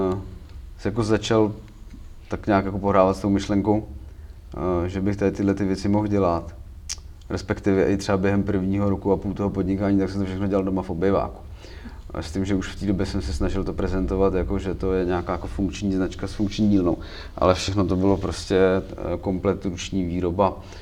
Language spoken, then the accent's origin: Czech; Příbram, Central Bohemian Region, Czechia; u nás v Příbrami